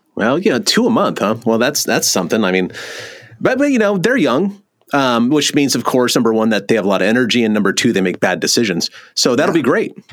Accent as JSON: {"language": "English", "region": "California", "country": "United States", "moved": "yes", "said": "I'm from California originally"}